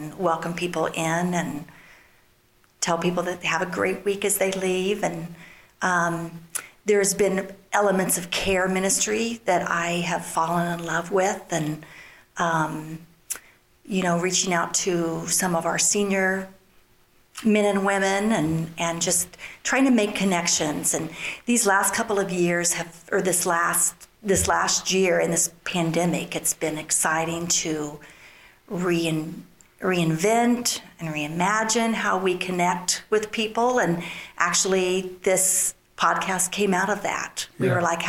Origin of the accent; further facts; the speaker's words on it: Sabetha, Kansas, United States; moved away as an adult; also born or lived in Chicago; now in Kansas City area, United States; I grew up in Sabetha, Kansas, small town, and Jim and I grew up there together